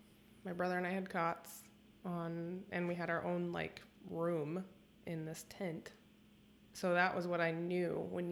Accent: Southern California, United States; now in Sacramento, United States; because I grew up in Southern California.

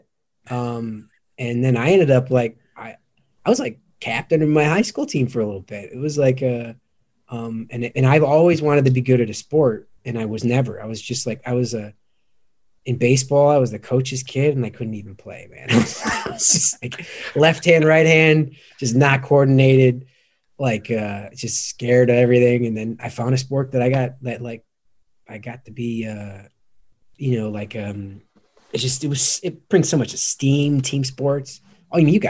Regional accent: outside of Chicago, Illinois, United States; I grew up outside of Chicago.

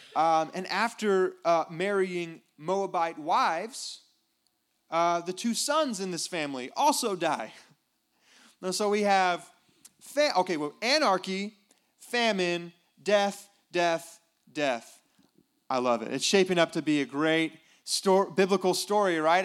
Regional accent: United States; I'm an American

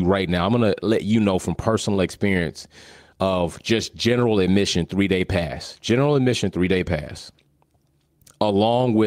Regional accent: United States; as an American

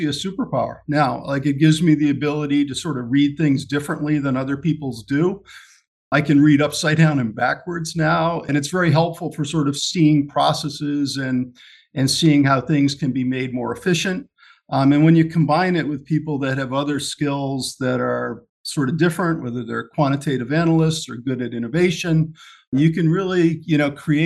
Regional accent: Ashford, Connecticut, United States; So I grew up in Ashford, Connecticut, which is in northeastern Connecticut, just outside of Storrs and the University of Connecticut

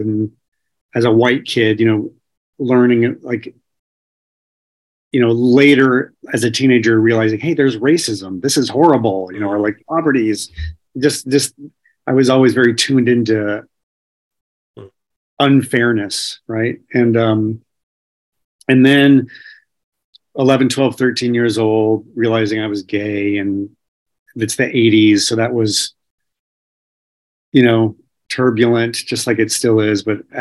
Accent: Indiana, United States; I ended up back in school after a few years break in my hometown in Indiana

